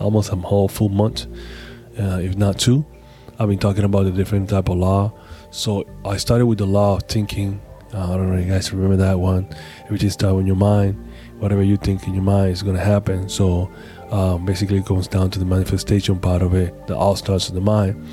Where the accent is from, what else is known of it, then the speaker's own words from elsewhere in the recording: Panama City, Panama; moved away; I'm actually in Panama City, Panama. Yeah, my hometown.